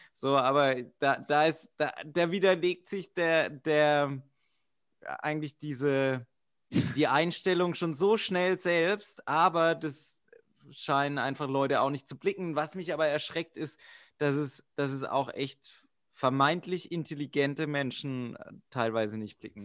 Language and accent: German; suburb of Karlsruhe, Baden-Württemberg, Germany; Ich war aus dem Vorort von Karlsruhe